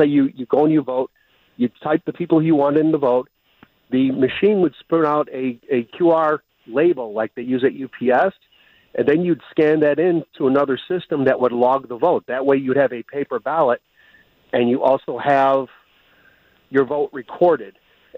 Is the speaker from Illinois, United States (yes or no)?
yes; Illinois, United States; I'm from Illinois